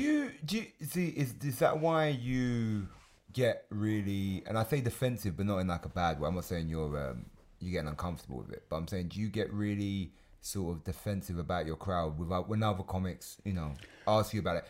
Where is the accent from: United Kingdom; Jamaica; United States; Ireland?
United Kingdom; I'm British.